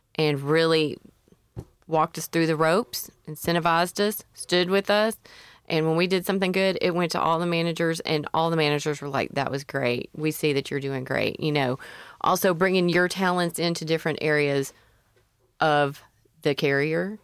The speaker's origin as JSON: {"language": "English", "town": "Memphis", "region": "Tennessee", "country": "United States", "said": "I'm from Memphis"}